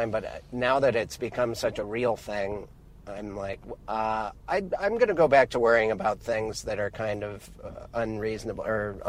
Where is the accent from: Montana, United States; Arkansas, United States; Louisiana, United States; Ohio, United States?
Montana, United States; moved away; also born or lived in California; I was born in California, and then we moved, and my whole life my parents kind of apologized that we didn't live by the beach. But we were in a part of Montana that's so beautiful. It's just a what was once a glacial lake, just a city surrounded by mountains.